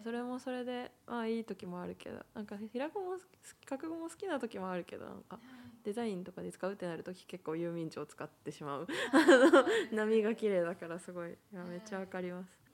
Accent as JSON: {"language": "Japanese", "country": "Japan", "tie": "born or raised there", "first_language": "Japanese", "said": "日本で生まれて日本で育ったので基本的には母国語"}